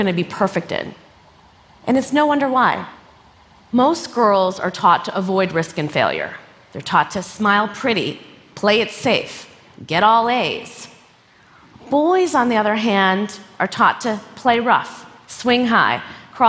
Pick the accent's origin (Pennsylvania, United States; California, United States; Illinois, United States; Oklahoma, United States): Illinois, United States; Schaumburg; growing up, like, in a Midwestern town in the 1980s, being brown